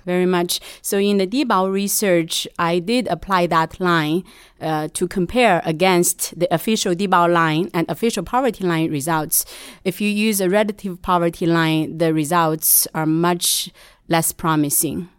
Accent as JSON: {"language": "English", "region": "Shanxi", "country": "China", "tie": "born or raised there", "moved": "as an adult", "lives_now": "United States", "said": "I'm initially from Shanxi"}